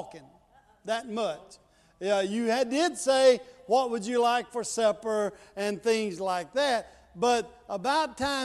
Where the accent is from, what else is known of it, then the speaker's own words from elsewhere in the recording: Mississippi, United States; I'm from Mississippi